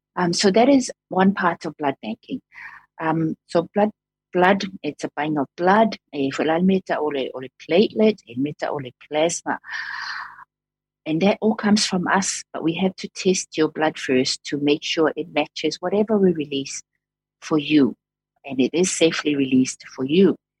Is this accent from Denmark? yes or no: no; Samoa; moved away as an adult; also born or lived in Dunedin, New Zealand; now in New Zealand; I came through from Samoa.